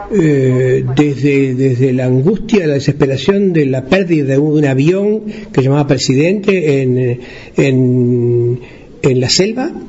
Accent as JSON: {"language": "Spanish", "region": "interior", "country": "Uruguay", "tie": "born or raised there", "said": "En los pueblos del interior, de donde yo vengo, nosotros nos conectábamos con el mundo. Si la felicidad existía, existía en otro lado, lejos en Montevideo, que era uno de los ombligos del mundo en aquella época"}